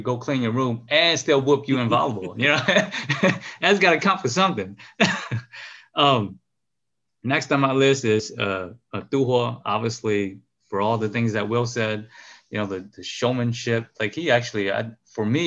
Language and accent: English; Chicago, Illinois, United States; moved away; also born or lived in Wisconsin; we grew up in Chicago. But most of my playing years, I was up here.